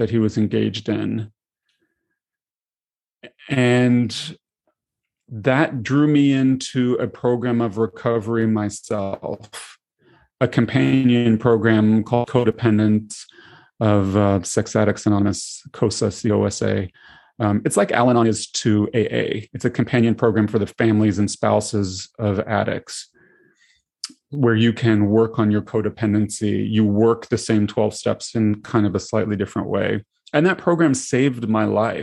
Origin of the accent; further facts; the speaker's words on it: Tennessee, United States; moved away as an adult; now in Seattle, United States; I grew up in Tennessee